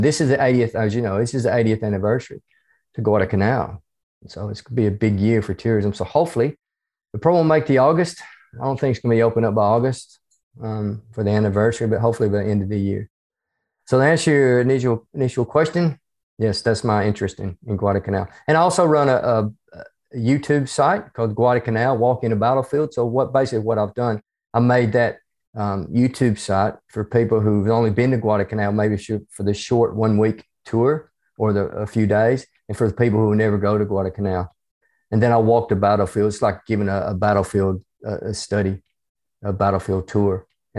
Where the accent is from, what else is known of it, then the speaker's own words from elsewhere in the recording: the South, United States; accent: hybrid southern United States and Australian; moved away as an adult; now in Australia; I'm originally from the United States. You can probably tell from my accent, even though it's a hybrid accent between